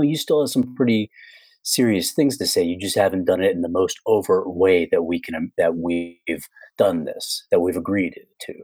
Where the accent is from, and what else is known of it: United States